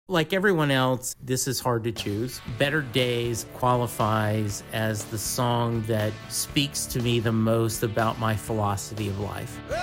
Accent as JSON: {"language": "English", "region": "Louisiana", "country": "United States", "said": "We are both from Louisiana"}